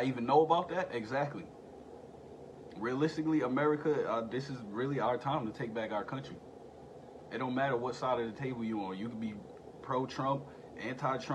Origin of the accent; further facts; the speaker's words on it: United States; as an American citizen and as a vet